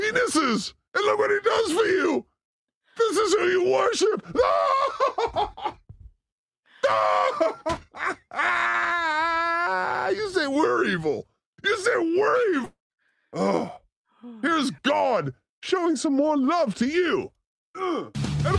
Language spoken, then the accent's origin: English; California, United States; as a Californian